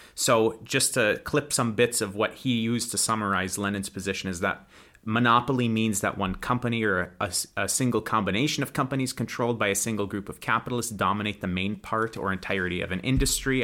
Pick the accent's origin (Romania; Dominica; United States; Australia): United States; moved away as an adult; now in Russia; I'm an American that lives in Russia